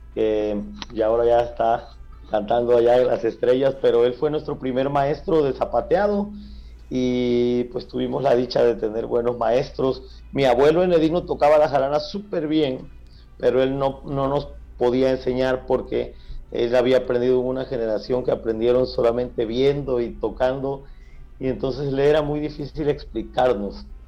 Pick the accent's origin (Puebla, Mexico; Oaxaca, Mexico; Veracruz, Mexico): Veracruz, Mexico; Cosoleacaque; Saúl y yo ya nacimos en Cozoliacaque